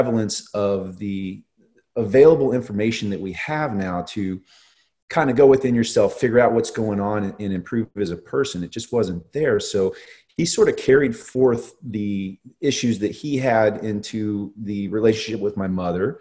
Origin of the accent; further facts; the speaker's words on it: Northern Virginia, United States; as a kid growing up in Northern Virginia